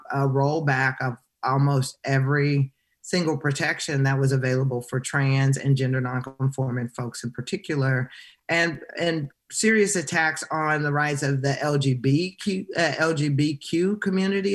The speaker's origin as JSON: {"language": "English", "region": "Arkansas", "country": "United States", "moved": "yes", "lives_now": "North Carolina, United States", "said": "I'm from Arkansas originally"}